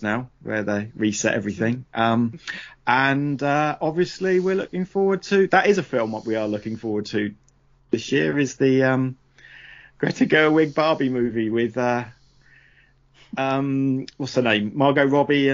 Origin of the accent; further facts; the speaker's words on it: United Kingdom; we were shown as British people during the 70s and 80s